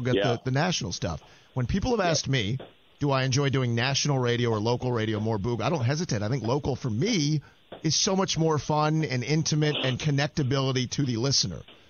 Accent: Atlanta, Georgia, United States; Growing up in Atlanta

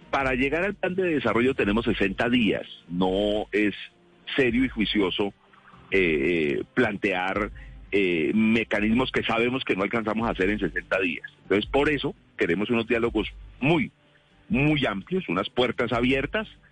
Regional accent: northern Cauca, Colombia; en mi tierra, allá en el norte del Cauca

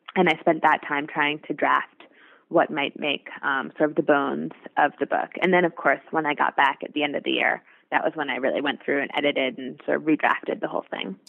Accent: New York City, New York, United States; I'm from New York City, so um, the first restaurant I, where I work, WD50, is here

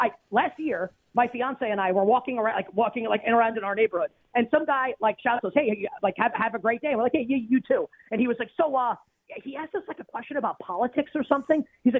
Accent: New York, United States; I'm from New York.

